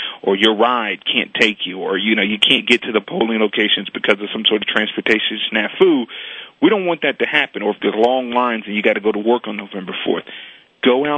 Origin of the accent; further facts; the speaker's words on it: Chicago, Illinois, United States; I am from Chicago, and that's where I grew up and was born and raised.